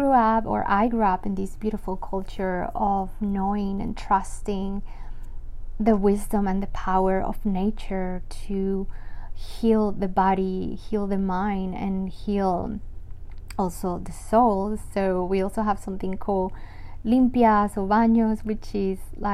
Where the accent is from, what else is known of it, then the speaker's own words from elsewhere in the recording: Medellín, Antioquia, Colombia; moved away as an adult; I was born in Colombia, full Colombian, and I was born in Medellin. So you might not know the name of my city